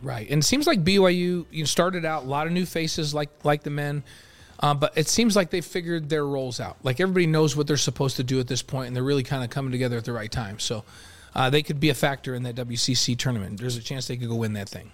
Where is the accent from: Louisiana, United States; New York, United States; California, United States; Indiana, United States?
New York, United States; moved away; I grew up in New York